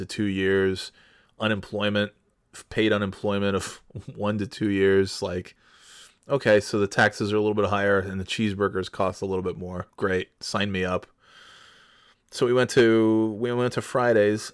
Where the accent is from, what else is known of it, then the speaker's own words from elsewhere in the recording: United States; I'm from America